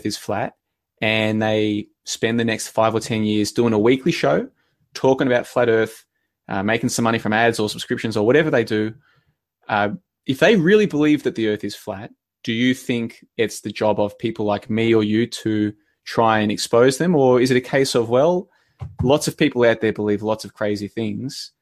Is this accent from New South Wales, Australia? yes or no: no; Victoria, Australia; also born or lived in Brisbane, Queensland; I grew up in Victoria, which is just below it. And then I spent 5 years in Brisbane